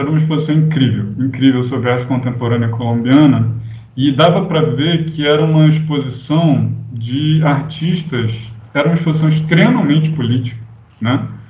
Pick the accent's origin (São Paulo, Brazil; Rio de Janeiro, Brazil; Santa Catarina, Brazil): Rio de Janeiro, Brazil; Eu sou aqui do Rio